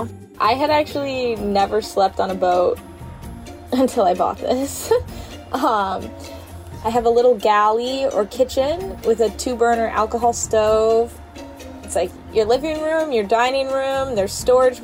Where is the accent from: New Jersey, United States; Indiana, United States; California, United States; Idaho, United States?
Idaho, United States; moved away as an adult; now in Detroit, United States; I grew up in Idaho